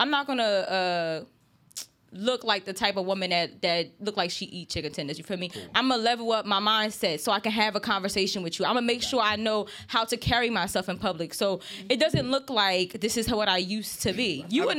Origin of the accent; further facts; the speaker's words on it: New Jersey, United States; So I came from Jersey. I went to Maryland. I go here.